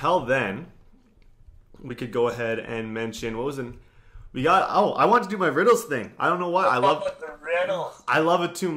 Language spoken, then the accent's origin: English; Canada; we're not American. We're from Canada.